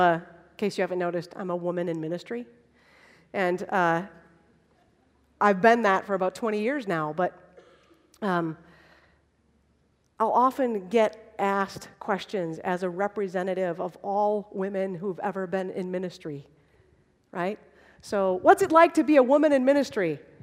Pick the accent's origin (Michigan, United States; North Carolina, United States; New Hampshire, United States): Michigan, United States; Holland; I grew up in Holland, Michigan.